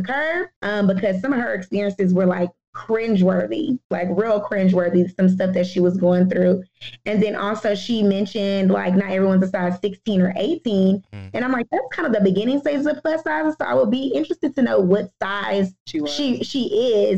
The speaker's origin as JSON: {"language": "English", "town": "Houston", "region": "Texas", "country": "United States", "tie": "born or raised there", "said": "I'm a Houstonian. I was raised in the South."}